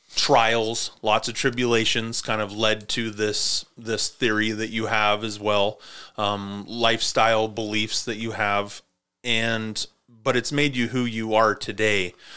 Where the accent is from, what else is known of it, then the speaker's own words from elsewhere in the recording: Montana, United States; I grew up in Montana where winters were winter.